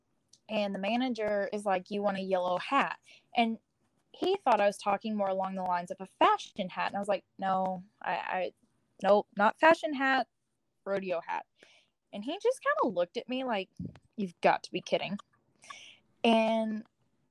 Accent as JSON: {"language": "English", "region": "Texas", "country": "United States", "moved": "yes", "said": "I'm from Texas, but I kind of live wherever at this moment in time"}